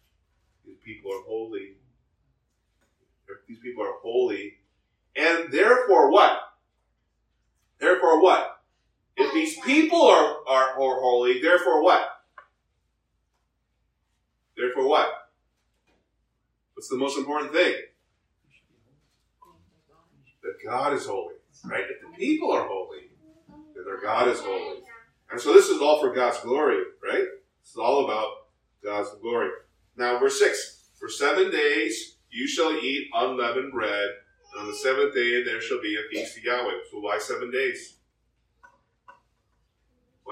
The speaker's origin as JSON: {"language": "English", "country": "United States", "tie": "born or raised there", "said": "when we were raised in America"}